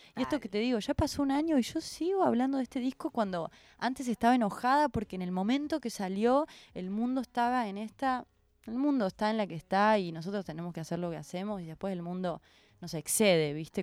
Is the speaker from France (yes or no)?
no; Córdoba, Argentina; now in Buenos Aires, Argentina; yo soy cordobesa, eh, venirme a Buenos Aires me cambió la vida